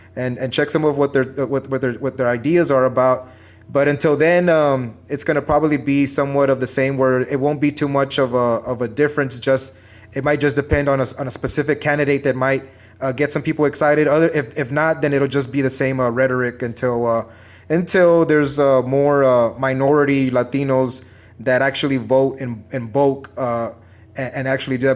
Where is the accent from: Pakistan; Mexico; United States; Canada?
United States; San Antonio, Texas; I'm from Texas